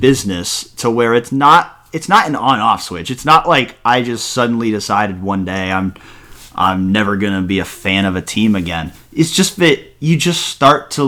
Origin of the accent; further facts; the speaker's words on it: Massachusetts, United States; moved away; also born or lived in Ohio; I grew up in Massachusetts